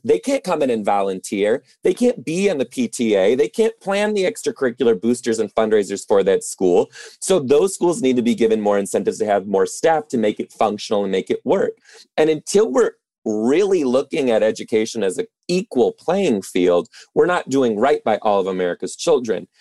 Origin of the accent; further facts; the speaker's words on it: Detroit, Michigan, United States; I'm originally from Detroit too